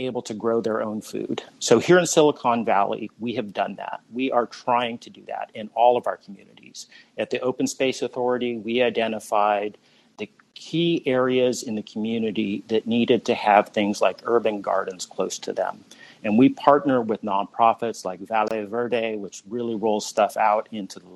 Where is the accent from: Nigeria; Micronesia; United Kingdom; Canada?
Micronesia; now in San Jose, United States; growing up in Micronesia